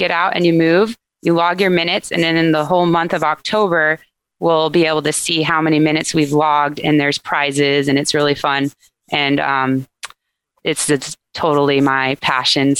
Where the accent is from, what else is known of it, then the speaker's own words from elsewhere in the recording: Santa Barbara, California, United States; also born or lived in Berkeley / Los Angeles / Santa Rosa; I grew up in Santa Barbara, right down the street from the Braille Institute